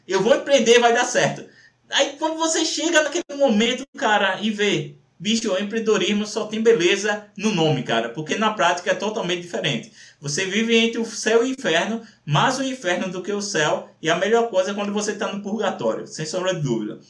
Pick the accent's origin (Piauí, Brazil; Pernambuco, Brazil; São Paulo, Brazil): Pernambuco, Brazil; Recife; eu sou de Recife